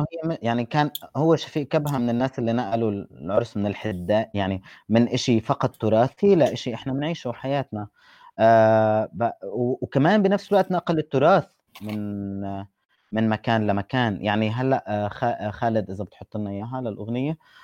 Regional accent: Palestine

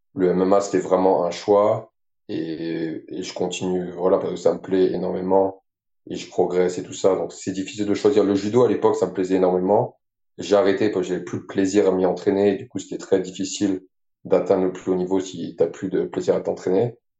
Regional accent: France; moved away as an adult; je suis français, j'ai grandi ici. Et j'ai déménagé euh, de l'autre côté de la planète

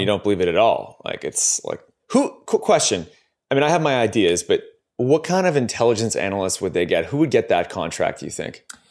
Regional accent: Ontario, Canada; We're both from Ontario

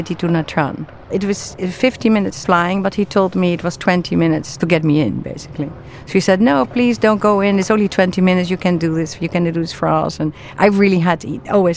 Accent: The Hague, South Holland, Netherlands; I was born in the Netherlands, in the city The Hague, in a green neighborhood, as the youngest of four in a large extended family.

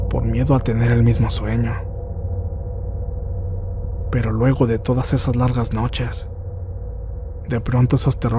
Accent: Zacatecas, Mexico; Yo soy del estado de Zacatecas.

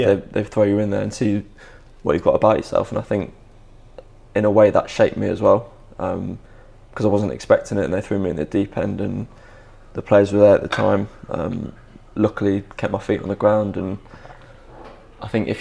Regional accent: Derby, East Midlands, United Kingdom; growing up in Derby

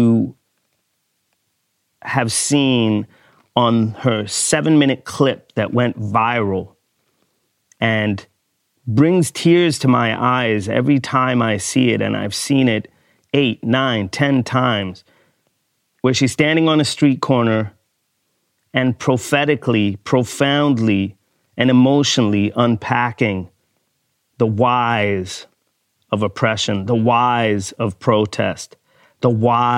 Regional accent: Sweden; I grew up in Sweden

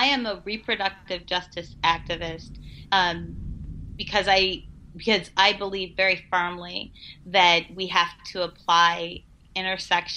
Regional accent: Missouri, United States; my home state of Missouri

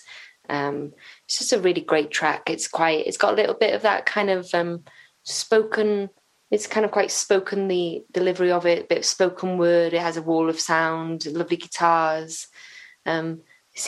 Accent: Flintshire, Wales, United Kingdom; I'm from Flintshire

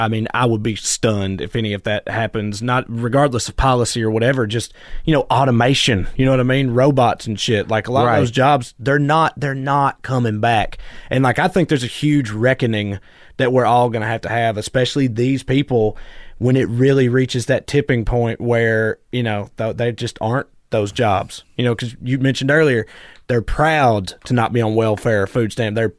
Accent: United States; my people, whatever, rural Americans, is like, especially in my hometown, in a place like

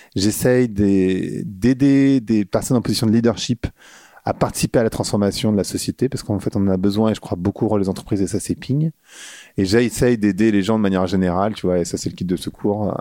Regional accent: Paris, Île-de-France, France; moved away as an adult; also born or lived in Birmingham / Luxembourg / New York; now in Lisbon, Portugal; je suis parisien

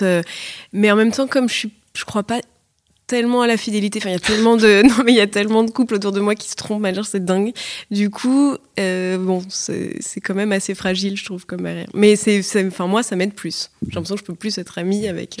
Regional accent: Paris, Île-de-France, France; je suis née, grandie à Paris

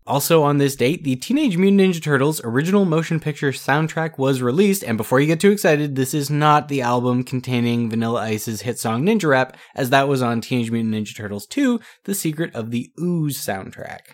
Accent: Canada; we're Canadian

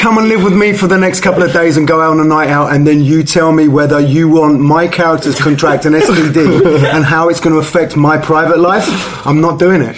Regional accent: England, United Kingdom; I'm very patriotic in the fact I was born in England, but I'm also very patriotic in the fact my parents are Italian.

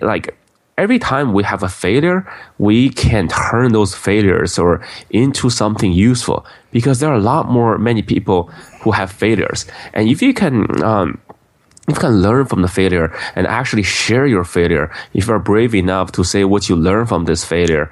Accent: Beijing, China; now in United States; I grew up in Beijing, China

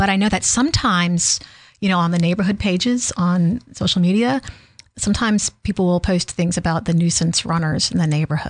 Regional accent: Slidell, Louisiana, United States; Because I grew up in Louisiana.

